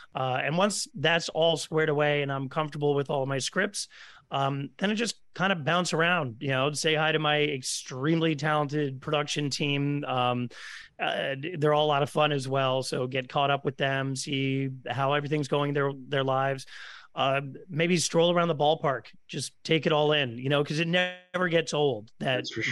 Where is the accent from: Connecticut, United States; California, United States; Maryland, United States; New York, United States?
Connecticut, United States; Stamford; growing up in Stamford, Connecticut